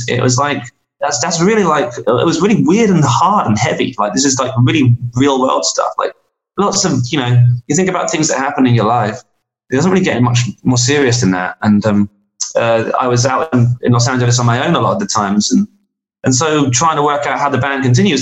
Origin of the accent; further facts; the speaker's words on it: England, United Kingdom; being an Englishman making records in, in America